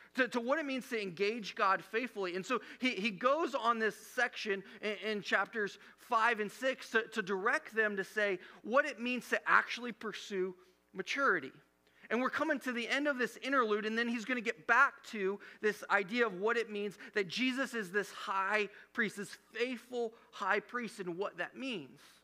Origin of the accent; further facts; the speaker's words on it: Midwest, United States; growing up in the Midwest